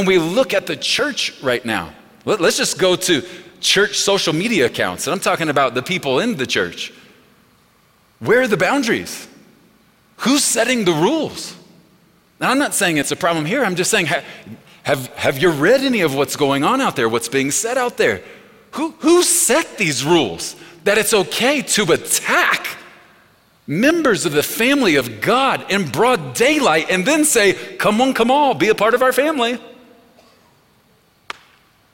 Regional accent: Texas, United States; We are from Texas

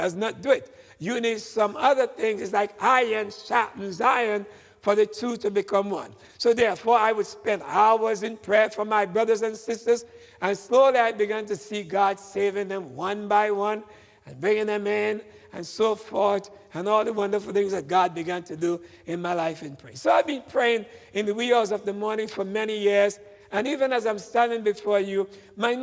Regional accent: Tobago, Trinidad & Tobago; now in United States; in the island of Tobago, where I was born and grew up and got my education back there

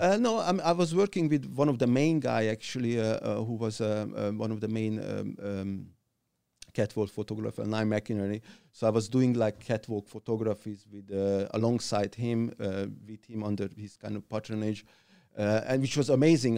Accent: Hungary; also born or lived in Budapest; I grew up in, in that little midtown, um, um, uh, mid-sized town in Hungary

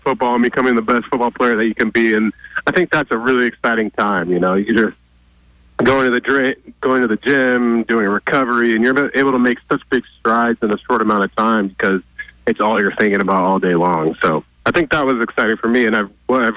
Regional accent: Oregon, United States; every kid growing up in Oregon

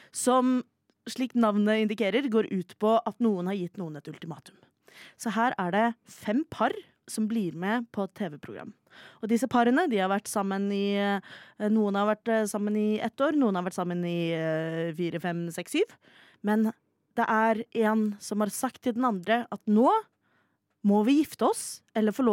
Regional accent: Oslo, Norway; Ja, altså, jeg er jo fra Oslo sentrum, smack dab in the middle, oppvokst på Sankthanshaugen, baby!

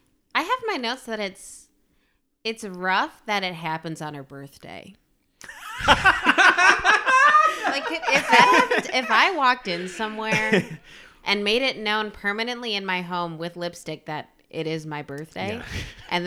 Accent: Milwaukee, Wisconsin, United States; I feel like I'm from Milwaukee.

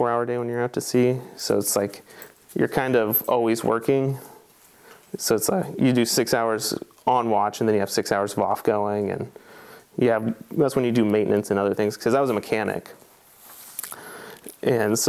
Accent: Astoria, Oregon, United States; I was born and raised in Astoria, Oregon, so on the very northwestern tip, right at the mouth of the river

